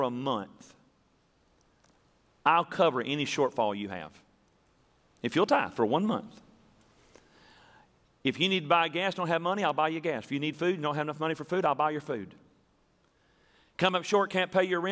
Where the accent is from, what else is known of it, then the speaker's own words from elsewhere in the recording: Tennessee, United States; when we were growing up in Tennessee